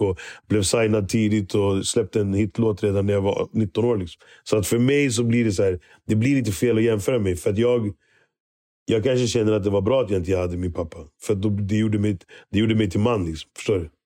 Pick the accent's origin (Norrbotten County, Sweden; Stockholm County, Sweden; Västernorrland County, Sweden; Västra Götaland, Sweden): Stockholm County, Sweden; Stockholm; also born or lived in Kenya; min uppväxt i Hässelby